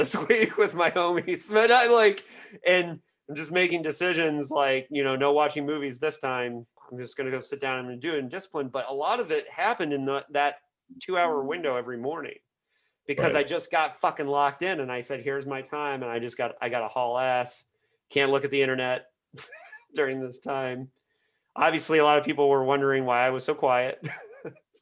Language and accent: English; Indiana, United States; my home state of Indiana